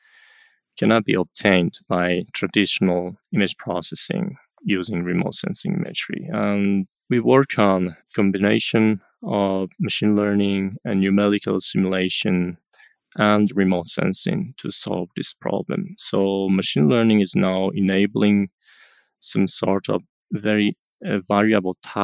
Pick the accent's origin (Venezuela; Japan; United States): Japan; I'm from Japan